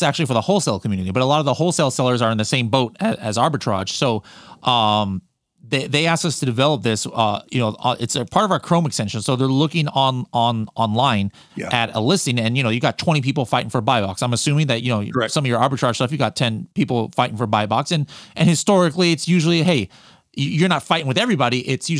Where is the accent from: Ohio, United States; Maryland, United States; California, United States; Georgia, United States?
California, United States; see, why am I saying y'all? I'm from California.